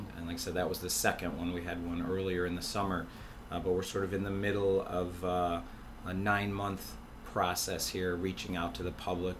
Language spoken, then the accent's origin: English; Buffalo, New York, United States; I grew up in the South Towns and went to school at UB, and I've been working here ever since